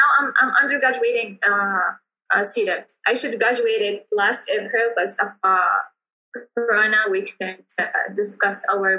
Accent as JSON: {"language": "English", "region": "Hadhramaut", "country": "Yemen", "said": "especially when they know that I'm from Hadramaut. But when I go like outside of Yemen, we face a lot of racism."}